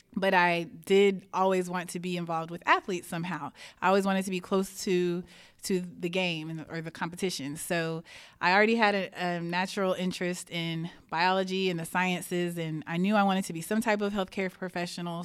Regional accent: Houston, Texas, United States; I grew up in the Cy Fair School District, and I went to Cy Falls High School

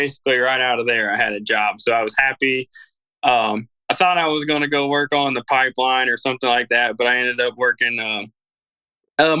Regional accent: Bowling Green, Missouri, United States; I grew up in Bowling Green, Missouri. So we're just a small rural area

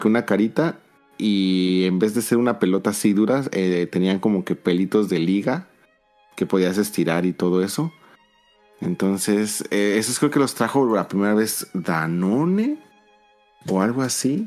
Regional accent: Mexico City, Mexico; moved away as an adult; now in Japan; soy, soy de Ciudad de México

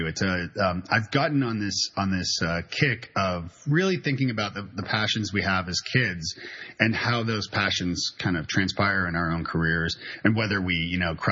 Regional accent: Canada; now in Nashville, United States; I'm Canadian, so and I live in Nashville, Tennessee with my wonderful wife and two kids

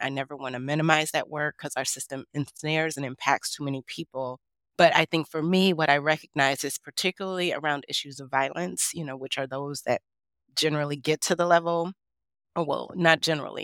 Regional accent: Detroit, Michigan, United States; I grew up in Detroit, Michigan

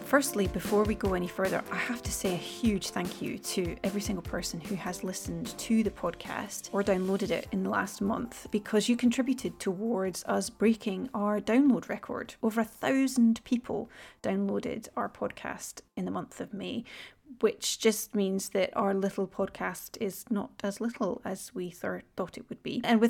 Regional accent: Scotland, United Kingdom; now in Sweden; whereas I emigrated from Scotland to Sweden.

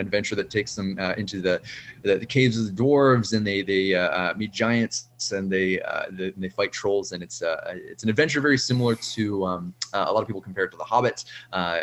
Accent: Canada; a Canadian author working with a Canadian press

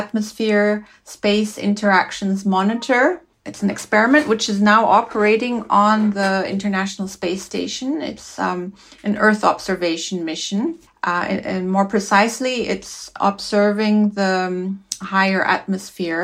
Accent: Switzerland; I grew up in Switzerland. I'm Swiss

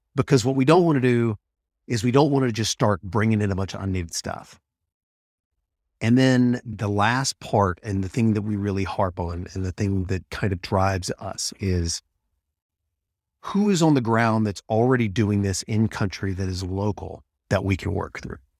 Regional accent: Mississippi, United States; moved away; I'm from Mississippi originally

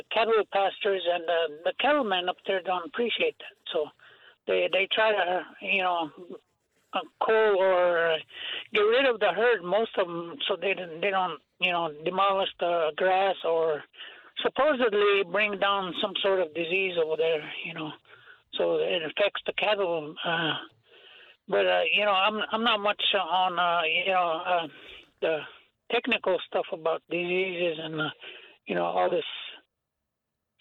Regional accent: Rosebud Indian Reservation, South Dakota, United States; also born or lived in Twin Cities; I'm from Rosebud Indian Reservation.

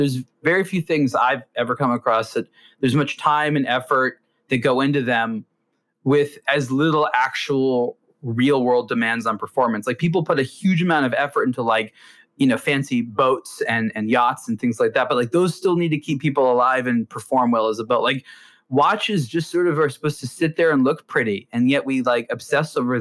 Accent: Los Angeles, California, United States; growing up in Los Angeles

